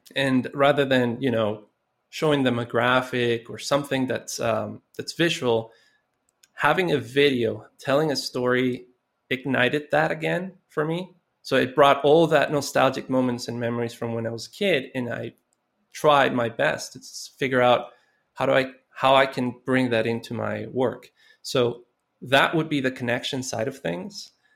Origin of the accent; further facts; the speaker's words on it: Costa Rica; I grew up in Costa Rica, and I, you know, I came up, uh, in a very poor neighborhood